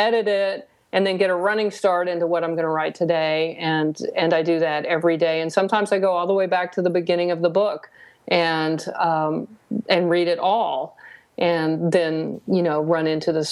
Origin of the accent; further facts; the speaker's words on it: the South, United States; I grew up in the South.